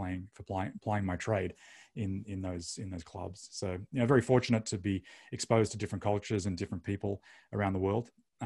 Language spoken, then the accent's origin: English; Melbourne, Victoria, Australia; moved away as an adult; also born or lived in Sydney / Hong Kong; So I moved from Melbourne, where I was raised, to Sydney to pursue rugby